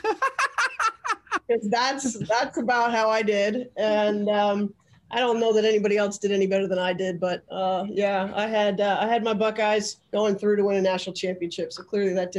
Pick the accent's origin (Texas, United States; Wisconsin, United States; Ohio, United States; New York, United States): New York, United States; Albany; also born or lived in Long Island; I actually grew up in Albany